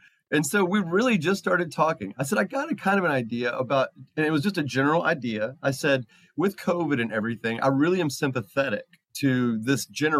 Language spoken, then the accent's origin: English; Kentucky, United States; now in California, United States; we both were born and raised in Kentucky, but we've never met. I live in California now